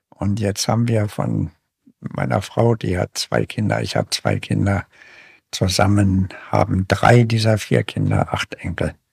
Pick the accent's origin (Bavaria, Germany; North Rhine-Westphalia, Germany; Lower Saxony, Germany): Lower Saxony, Germany; Braunschweig; moved away as an adult; also born or lived in Leipzig / Berlin; now in Bremen, Germany; dann in Braunschweig zur Schule gegangen und Studium gemacht